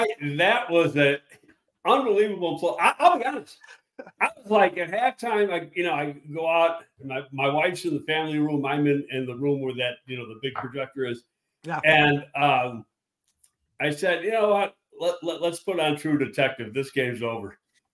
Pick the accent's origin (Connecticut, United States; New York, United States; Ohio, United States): New York, United States; Buffalo; moved away; My hometown, it's afternoon. But hey, I don't live there anymore.